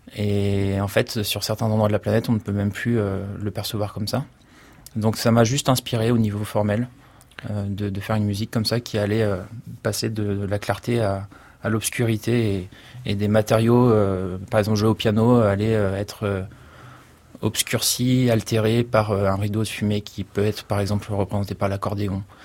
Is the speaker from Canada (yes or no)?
no; Niigata, Japan; moved away; also born or lived in Paris, France; ma ville natale, à Niigatashi